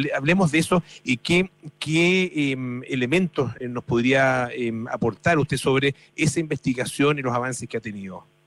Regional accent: Chile; los chilenos siempre decimos que somos los ingleses de Latinoamérica

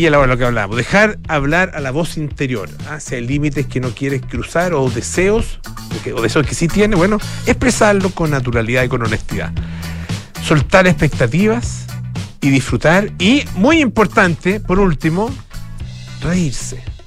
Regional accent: Chile

